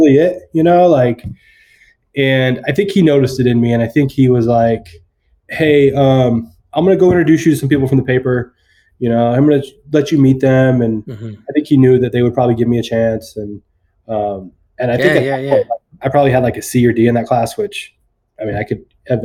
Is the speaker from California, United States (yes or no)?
yes; Fremont, California, United States; I'm from Fremont, California.